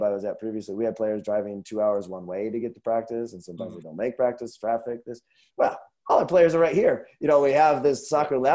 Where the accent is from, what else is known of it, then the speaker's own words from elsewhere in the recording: Northwest, United States; now in Minnesota, United States; I'm from Northwest